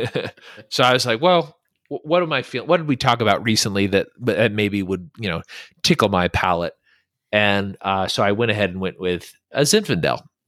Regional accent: California, United States; moved away; also born or lived in Virginia; growing up in California, which is a huge state, we traveled all the time to other states

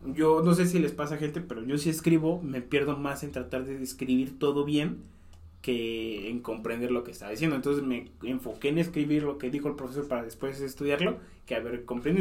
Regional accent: Mexico City, Mexico; moved away

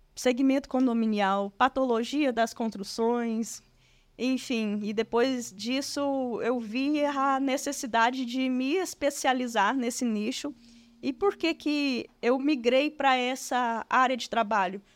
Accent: Goiânia, Goiás, Brazil; Sou natural de Goiânia.

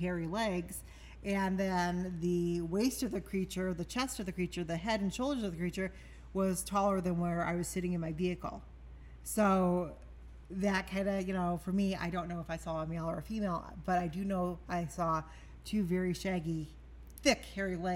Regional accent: Michigan, United States; growing up in Michigan and as a child, always going out in the woods

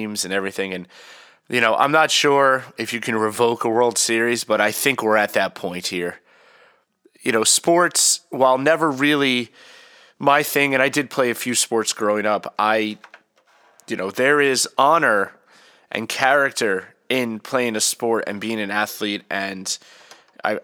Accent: New York City, New York, United States; moved away; I'm from Queens, and I have a lot of pride for New York, even though I haven't lived there in a long time

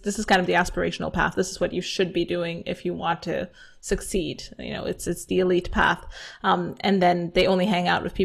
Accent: Romania; here in my hometown in Romania

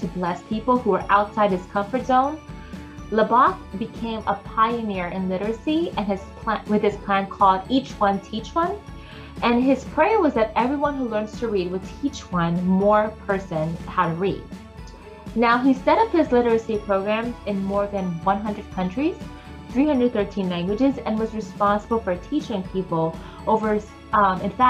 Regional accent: Philippines; I am Filipino

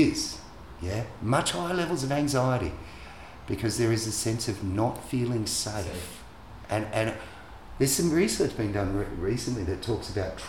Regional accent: Australia; I grew up in Australia.

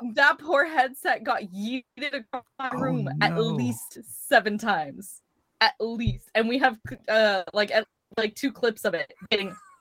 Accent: Idaho, United States; I'm from Idaho

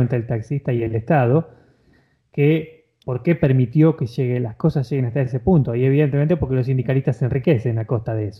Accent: Argentina; yo como argentino

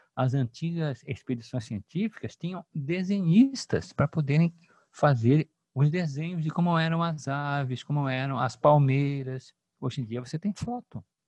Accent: Cuiabá, Mato Grosso, Brazil; accent: cuiabano; also born or lived in São Paulo / Rio de Janeiro; Eu sou cuiabano, nasci aqui, a minha mãe é de Minas Gerais e fui estudar em São Paulo e depois no Rio de Janeiro.

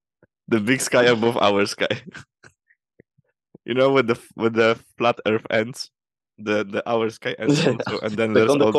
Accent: Poland; accent: Polish; English is a second language; moved away

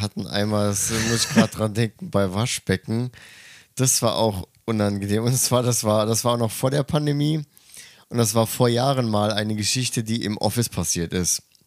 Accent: Germany; moved away as an adult; now in Tokyo, Japan; ich komme aus Deutschland

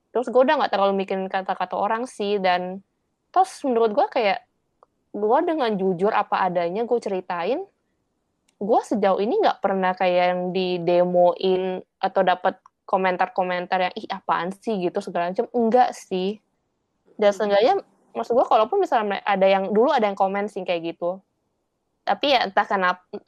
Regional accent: Indonesia; now in Taiwan; gue orang Indonesia tapi bahasa Indonesia gue jelek

